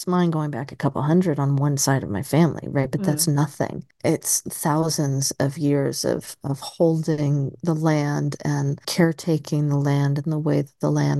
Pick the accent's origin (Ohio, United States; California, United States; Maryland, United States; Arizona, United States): Arizona, United States; Tucson; now in Albany, United States; I mean, growing up in Tucson, it's half Latino.